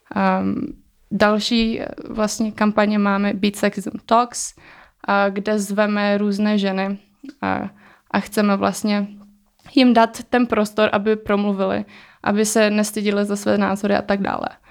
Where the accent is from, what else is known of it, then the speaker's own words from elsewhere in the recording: Czechia; jsem se narodila e, v České republice, takže už jsem tady e, vyrůstala